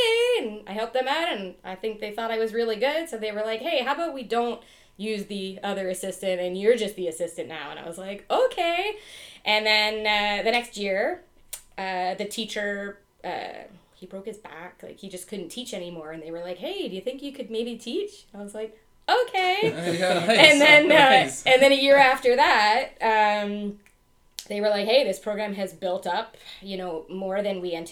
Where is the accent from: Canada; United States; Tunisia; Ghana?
Canada; Ottawa, Ontario; now in Lambeth, Canada; I'm from Ottawa originally. That's where I grew up